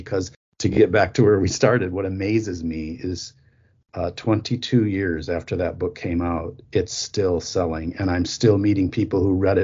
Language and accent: English; New Auburn, Wisconsin, United States; I'm a farm kid from northern Wisconsin. I grew up milking cows